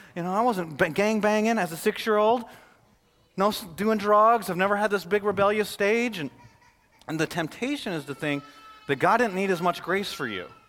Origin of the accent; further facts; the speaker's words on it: Flint, Michigan, United States; I'm from Flint, Michigan